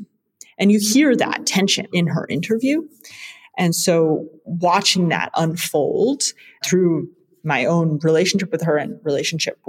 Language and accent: English; Vermont, United States; moved away as an adult; also born or lived in India; now in Belgium; I am from the US. I spent the last 5 years working full-time as a politics and healthcare reporter in my home state of Vermont